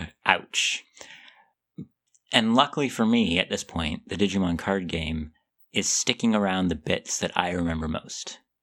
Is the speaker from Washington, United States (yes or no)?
yes; Seattle, Washington, United States; I grew up in Seattle